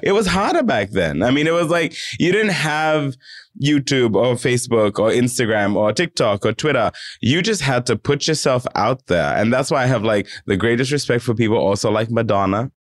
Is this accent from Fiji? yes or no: yes; Fiji; now in Australia; myself as, as a, as a Fijian person